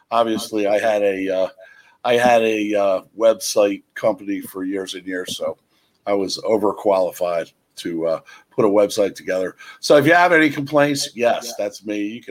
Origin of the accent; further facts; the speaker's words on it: Lansdale, Pennsylvania, United States; I'm originally from the Indian Valley and the Lansdale area